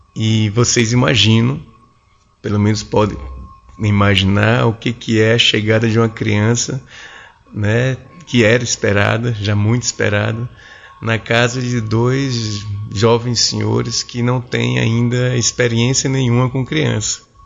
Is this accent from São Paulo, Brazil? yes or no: no; João Pessoa, Paraíba, Brazil; moved away as an adult; now in Brasília, Brazil; Eu sou paraibano, sou um paraibano de 46 anos, moro em Brasília já há mais de 20 anos